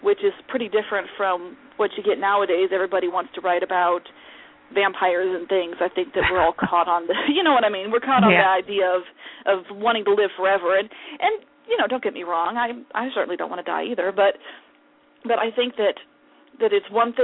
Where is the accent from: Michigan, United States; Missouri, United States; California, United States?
Missouri, United States; St. Louis; moved away as an adult; now in Olathe, United States; I was born in St. Louis